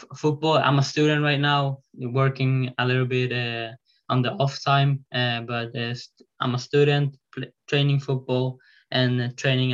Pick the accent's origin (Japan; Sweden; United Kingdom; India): Sweden; I live in Sweden. I'm from Sweden